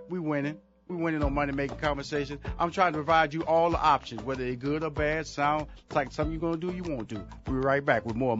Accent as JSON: {"language": "English", "town": "Houston", "region": "Texas", "country": "United States", "tie": "born or raised there", "said": "I was being honored at in Houston, Texas. That's my hometown."}